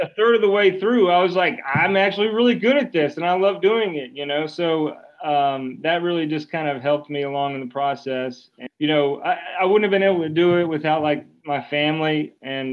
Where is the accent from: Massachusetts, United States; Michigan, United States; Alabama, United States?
Alabama, United States; Birmingham; also born or lived in Mobile, Alabama; I was born in Mobile and I was raised in Birmingham. So, I mean, just I'm an Alabamian